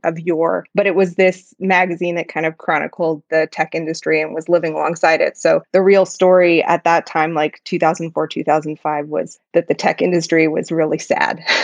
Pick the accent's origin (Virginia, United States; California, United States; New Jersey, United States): California, United States; Palo Alto; I grew up in Palo Alto